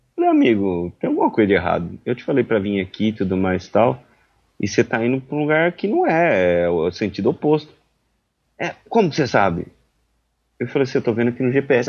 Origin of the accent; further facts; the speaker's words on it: Brazil; eu sou brasileiro